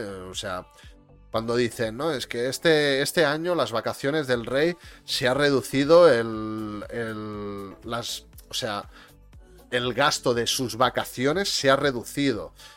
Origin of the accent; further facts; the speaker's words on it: Catalonia, Spain; yo también soy catalán